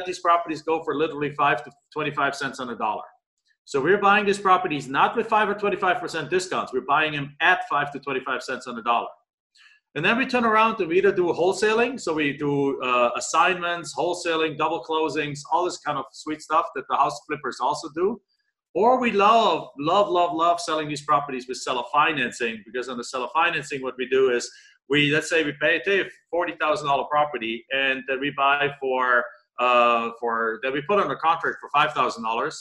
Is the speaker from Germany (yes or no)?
yes; Germany; moved away as an adult; now in Phoenix, United States; I'm in Phoenix, Arizona. I've been there for 22 years, originally from Germany